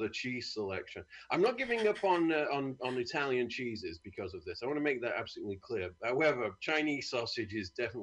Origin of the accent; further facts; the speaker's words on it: United Kingdom; I'm from a great country.